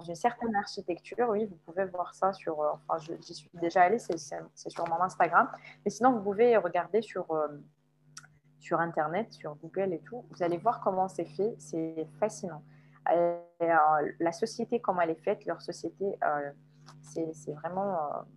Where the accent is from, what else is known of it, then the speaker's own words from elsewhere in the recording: Algiers, Algiers Province, Algeria; moved away as an adult; also born or lived in Guelma, Algeria; now in Kuala Lumpur, Malaysia; ma ville natale s'appelle Guelma. Elle se trouve à l'est de l'Algérie, mais j'ai vécu toute ma vie à Alger, qui est la capitale de l'Algérie